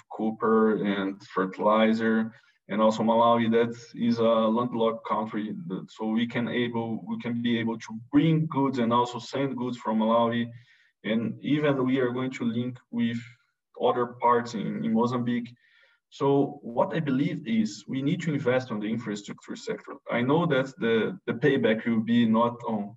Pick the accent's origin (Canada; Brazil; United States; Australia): Brazil; moved away; I'm come from from Brazil